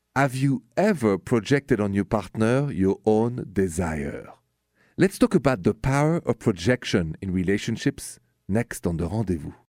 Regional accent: Paris, Île-de-France, France; now in United States; I'm from Paris

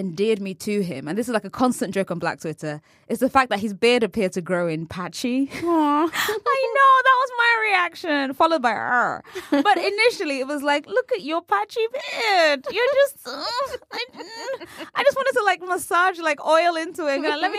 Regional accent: California, United States; Mike's from Newark. I'm from the East Bay area. Similar cultural politics, similar conflict in the places we're coming from.

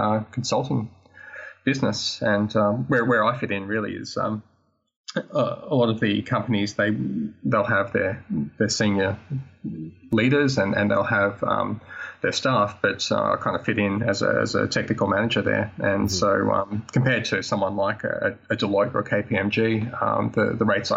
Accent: between Sydney and Newcastle, New South Wales, Australia; moved away as an adult; also born or lived in Melbourne; now in Bundaberg, Australia; I grew up about, say, an hour and a half away from Sydney. And so north of Sydney, in between Sydney and Newcastle in Australia

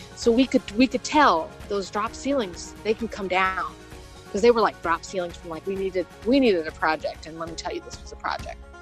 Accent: outside of Chicago, Indiana, United States; I was born and raised in Indiana, and you know, outside of Chicago.

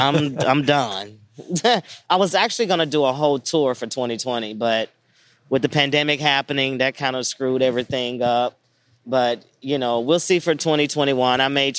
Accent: Memphis, Tennessee, United States; growing up in Memphis, Tennessee, I grew up watching Memphis wrestling.

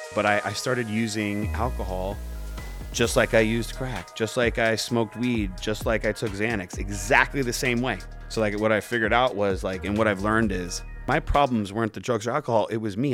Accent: Pembroke Pines, Florida, United States; I grew up in Pembroke Pines.

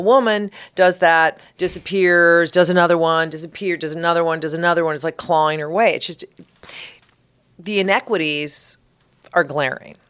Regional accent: Colorado, United States; I am from Colorado

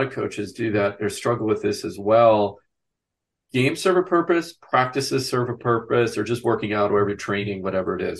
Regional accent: Wisconsin, United States; I grew up in a small town in Wisconsin.

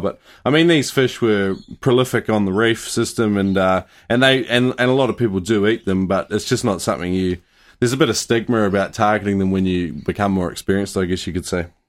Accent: New Zealand; growing up in New Zealand

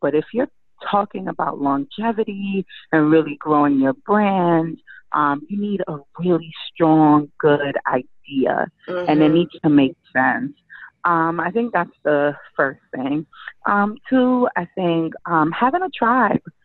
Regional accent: Jamaica; I'm from Jamaica

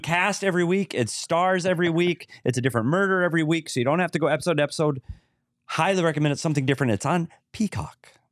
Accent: Bemidji, Minnesota, United States; my hometown, Bemidji

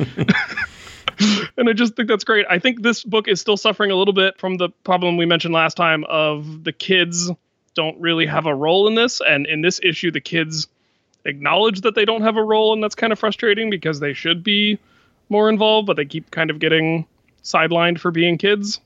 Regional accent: Florida, United States; my home state of Florida

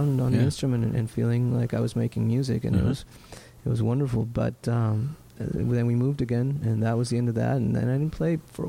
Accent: Lima, Peru; I was born in Lima, Peru

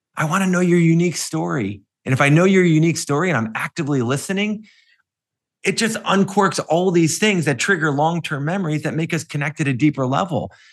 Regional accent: Cleveland, Ohio, United States; when I grew up in Cleveland

